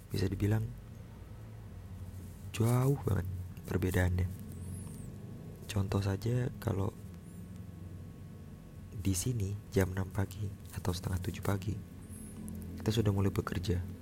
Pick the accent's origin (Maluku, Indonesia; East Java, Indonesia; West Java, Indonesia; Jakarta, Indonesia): Jakarta, Indonesia; moved away as an adult; now in Biak, Indonesia; jadi mulai April ini gue udah bukan lagi sebagai orang Jakarta gue bukan lagi sebagai orang Jawa, tapi gue adalah orang Papua. Iya, April ini gue resmi bekerja di Papua, tepatnya di Biak.